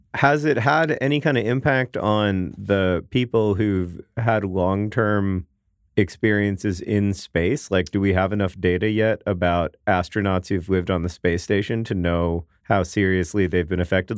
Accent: Orlando, Florida, United States; now in Indianapolis, United States; my hometown of Orlando, Florida

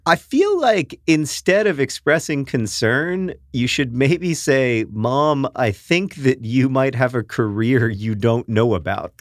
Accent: United States; accent: American

